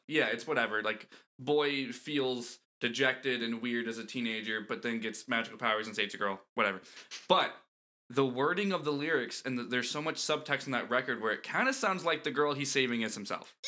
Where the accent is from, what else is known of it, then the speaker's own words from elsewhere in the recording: Central Florida, United States; moved away; I grew up in Florida